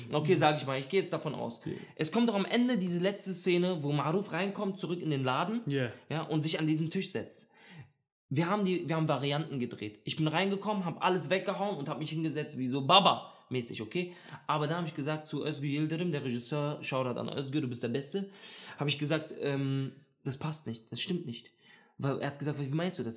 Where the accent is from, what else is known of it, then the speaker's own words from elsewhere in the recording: Berlin, Germany; ich bin in Neukölln aufgewachsen